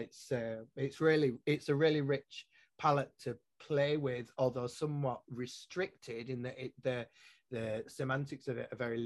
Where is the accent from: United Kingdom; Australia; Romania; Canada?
United Kingdom; Yorkshire and the Humber; first language English; moved away as an adult; now in Scotland, United Kingdom; I'm a Yorkshireman. English is my first language.